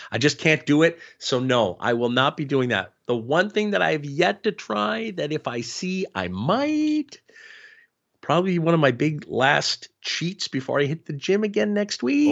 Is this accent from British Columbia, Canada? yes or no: no; Ottawa, Ontario, Canada; growing up in Ottawa